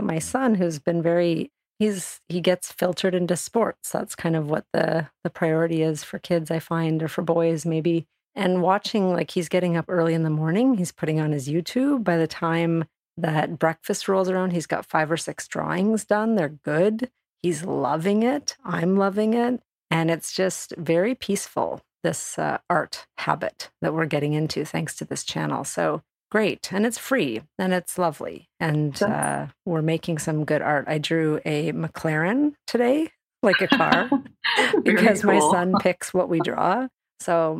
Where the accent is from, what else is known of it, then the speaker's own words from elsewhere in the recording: Calgary, Alberta, Canada; now in Toronto, Canada; I'm from Alberta in Canada, where in Calgary and where I grew up, it's very sunny